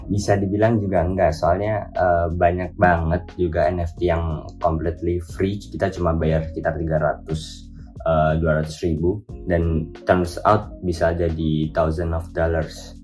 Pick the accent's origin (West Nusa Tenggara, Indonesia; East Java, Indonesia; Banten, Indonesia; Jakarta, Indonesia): East Java, Indonesia; Kediri; aku berasal dari Kediri, Jawa Timur, completely dari kota kecil banget ya.